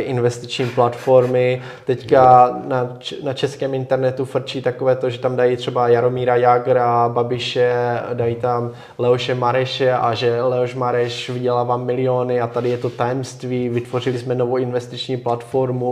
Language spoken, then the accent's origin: Czech; Czechia